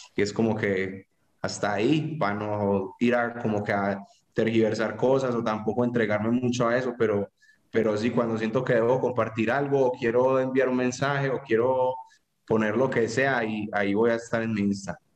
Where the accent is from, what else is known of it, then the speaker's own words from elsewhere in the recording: Paisa, Antioquia, Colombia; como buen paisa enredador